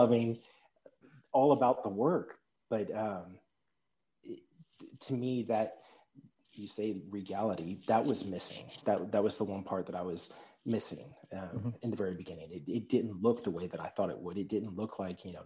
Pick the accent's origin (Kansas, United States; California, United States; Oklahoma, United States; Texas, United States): Texas, United States; Pearland; now in Frisco, United States; Initially, I grew up in Pearland, Texas.